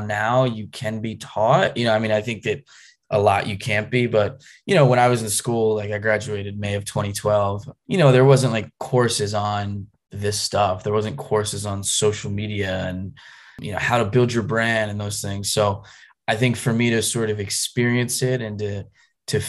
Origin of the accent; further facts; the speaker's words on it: outside of Philadelphia, Pennsylvania, United States; moved away; also born or lived in North Carolina; I grew up outside of Philadelphia